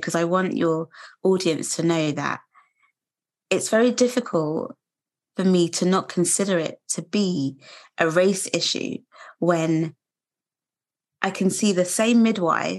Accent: London, United Kingdom; I was born in London, which is like a multicultural melting pot

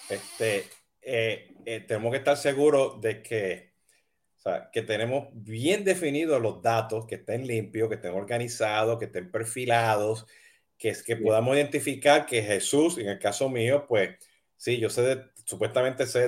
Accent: Puerto Rico; moved away as an adult; now in United States; yo me mudé de Puerto Rico hasta Estados Unidos a estudiar

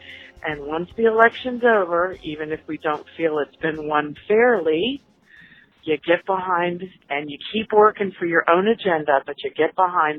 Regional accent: Herndon, Virginia, United States; from Herndon, Virginia.

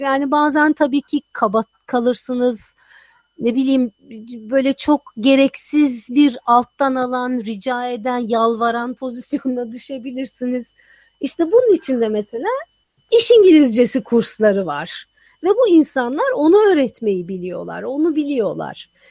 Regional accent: Turkey; moved away as an adult; also born or lived in Texas; Ben bütün hayatımı Türkiye'de geçirmişim.

